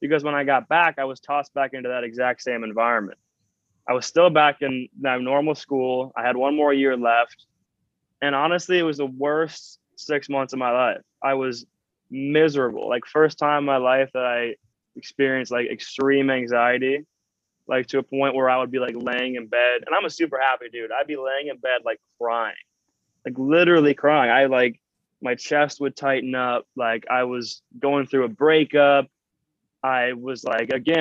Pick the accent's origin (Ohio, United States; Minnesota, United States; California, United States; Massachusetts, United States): Minnesota, United States; I'm from Minnesota, so it is not an extremely entrepreneurial dreamer sort of culture